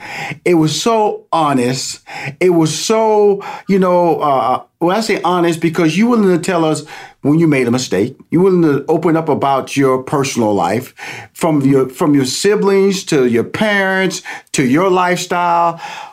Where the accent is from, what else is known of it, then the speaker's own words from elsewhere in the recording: Houston, Texas, United States; I grew up in Fifth Ward, Texas, and this was just like the hood, as they would say, inner city in Houston, Texas.